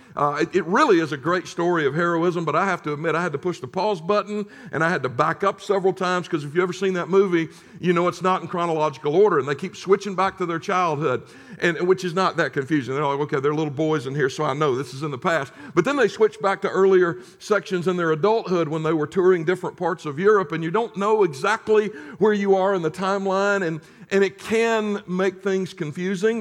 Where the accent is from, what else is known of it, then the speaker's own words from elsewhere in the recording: United States; as an American who had until that moment enjoyed the relative security and the sort of bubble that I had grown up